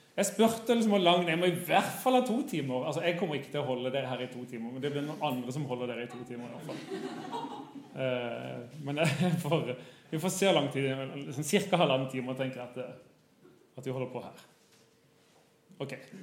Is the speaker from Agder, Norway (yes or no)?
yes; Kristiansand, Agder, Norway; moved away as an adult; now in Bergen, Norway; Jeg kommer fra Kristiansand. Har bodd i Bergen i 20 år, tror jeg